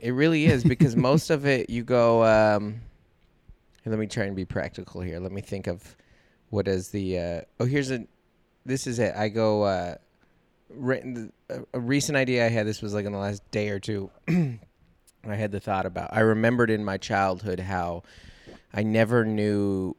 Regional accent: Seattle, Washington, United States; I grew up in Seattle in the 90s.

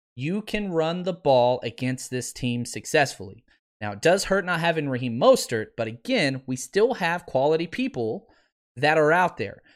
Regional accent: Texas, United States; I'm from Texas

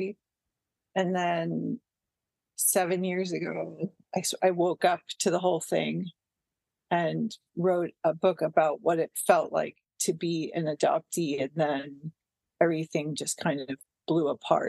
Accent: Westwood, Massachusetts, United States; born or raised there; moved away as an adult; now in Santa Cruz, United States

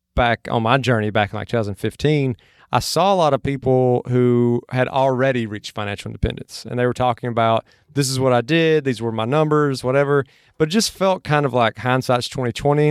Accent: Mississippi, United States; now in Austin, United States; where I grew up in Mississippi from where I'm at now in Austin

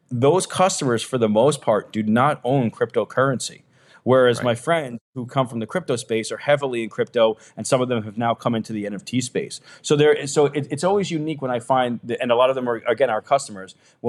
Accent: New York City, New York, United States; I grew up in New York City.

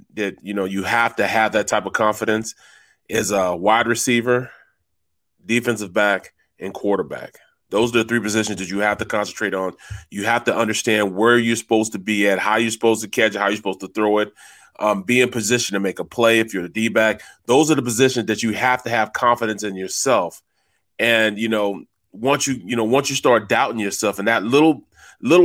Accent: St. Louis, Missouri, United States; I'm from St. Louis, Missouri

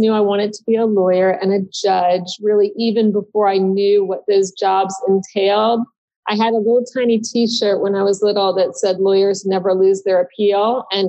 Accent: Washington, District of Columbia, United States; born there; I was born in Washington, D.C.

